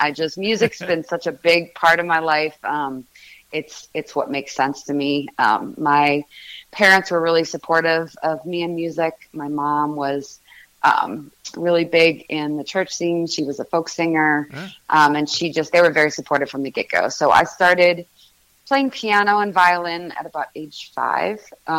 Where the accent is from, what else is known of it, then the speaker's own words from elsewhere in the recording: Chicago, Illinois, United States; also born or lived in Boston; now in Nashville, United States; I grew up in Chicago. Okay. I was born in a suburb of Chicago. The majority of my childhood was in Boston.